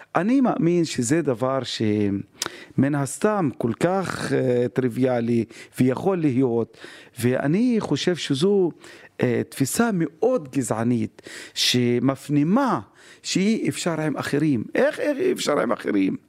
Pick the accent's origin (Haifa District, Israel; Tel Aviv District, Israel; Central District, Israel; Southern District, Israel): Haifa District, Israel; Haifa; אני חיפאי בכל רמ"ח חבריי.